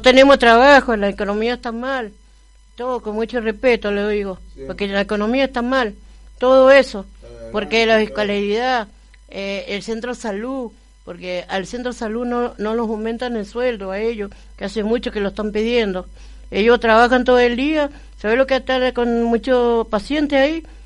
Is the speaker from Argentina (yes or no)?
yes; Argentina; mi pueblo es Argentina pero yo mi pueblo es eh, allá donde nació mi familia, en Oruro